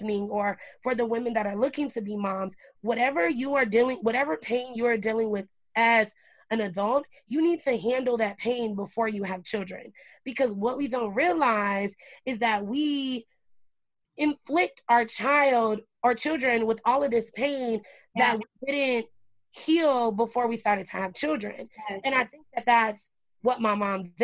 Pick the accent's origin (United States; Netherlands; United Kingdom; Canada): United States; Indianapolis, Indiana; I was born in Indianapolis, Indiana